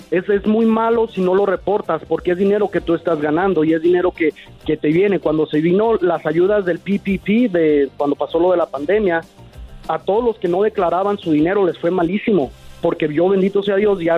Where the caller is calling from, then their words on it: Denver, Colorado, United States; Yo estoy en Denver, Colorado.